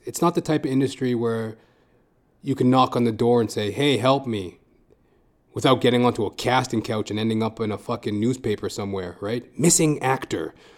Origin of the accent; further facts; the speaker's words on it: Edmonton, Alberta, Canada; moved away as an adult; now in Toronto, Canada; I come from Edmonton, Alberta, Canada. And I live in Toronto, Canada now.